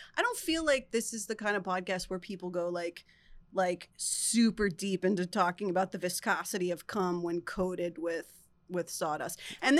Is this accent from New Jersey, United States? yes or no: yes; Flemington, New Jersey, United States; moved away; also born or lived in Queens, New York; I'm from Flemington.